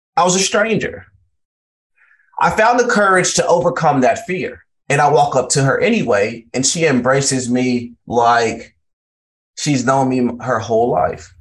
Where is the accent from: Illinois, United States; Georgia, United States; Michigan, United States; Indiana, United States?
Georgia, United States; Valdosta; also born or lived in Largo, Florida; I grew up in Valdosta, Georgia